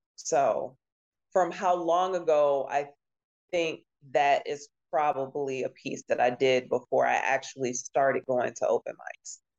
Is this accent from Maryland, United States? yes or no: yes; Maryland, United States; moved away as an adult; also born or lived in Oklahoma; now in Detroit, United States; moved to Maryland and stayed in a couple different cities there graduated high school